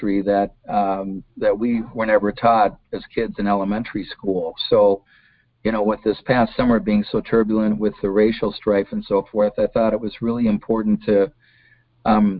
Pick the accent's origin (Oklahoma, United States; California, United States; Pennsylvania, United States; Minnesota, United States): Minnesota, United States; Golden Valley; I was, you know, born in Minneapolis. I grew up in Golden Valley